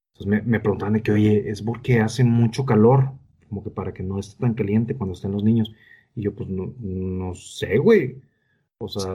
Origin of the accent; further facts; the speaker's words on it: Mexico; las costumbres extrañas que tenemos en México que nos delatan como mexicanos